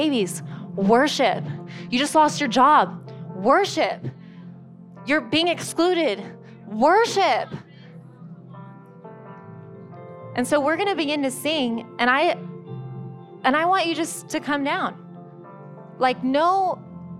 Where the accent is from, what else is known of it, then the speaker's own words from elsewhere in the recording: San Diego, California, United States; moved away; I'm from San Diego